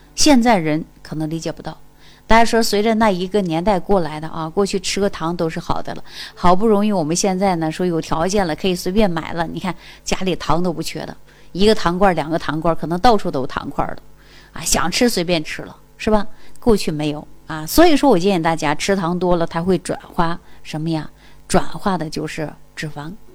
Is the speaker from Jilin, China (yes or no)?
yes; Jilin, China; 大家都知道我是东北人， 啊， 我老家就是吉林的